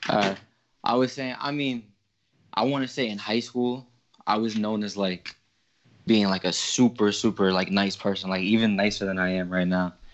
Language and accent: English; New York City, New York, United States; I was raised in Brooklyn